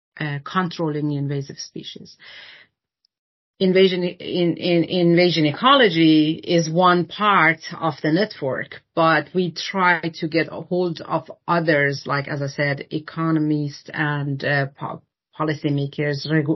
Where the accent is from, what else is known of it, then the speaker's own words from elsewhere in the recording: Denmark; to find a Danish working group, because I'm the lead from Denmark.